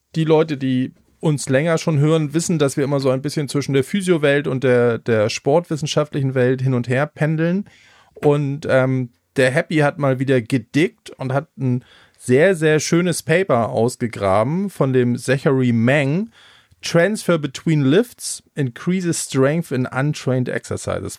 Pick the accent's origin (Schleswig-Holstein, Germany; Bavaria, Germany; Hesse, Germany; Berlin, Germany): Schleswig-Holstein, Germany; ich stehe als Schleswig-Holsteiner